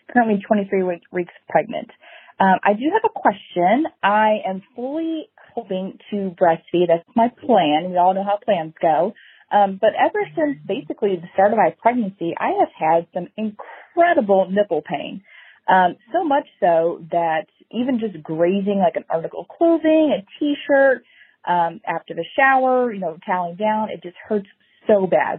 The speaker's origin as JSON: {"language": "English", "town": "Louisville", "region": "Kentucky", "country": "United States", "said": "I'm from the Louisville, Kentucky area."}